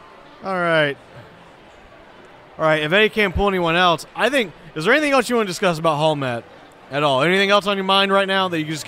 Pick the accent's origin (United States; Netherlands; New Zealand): United States; Florida; Being a Florida native, I'm perfectly fine with the heat.